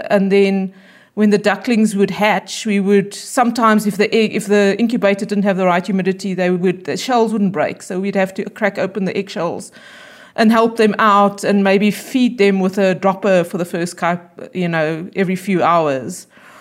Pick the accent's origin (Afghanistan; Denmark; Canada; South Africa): South Africa; Bloemfontein, Free State; also born or lived in United States; I was born in Bloemfontein. I grew up in Bloemfontein, and I went to school here, and then I went to university here